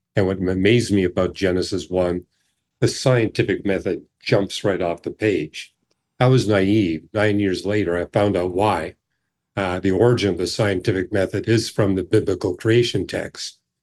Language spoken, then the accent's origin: English; British Columbia, Canada; I grew up in British Columbia